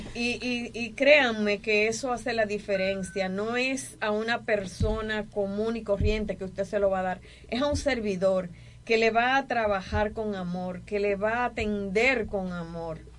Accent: Dominican Republic

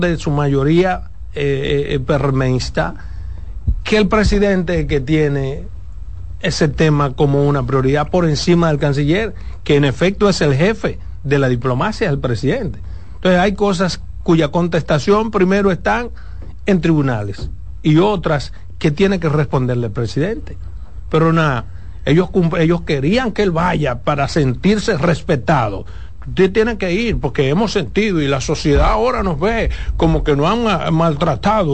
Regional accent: Dominican Republic; yo como ciudadano dominicano

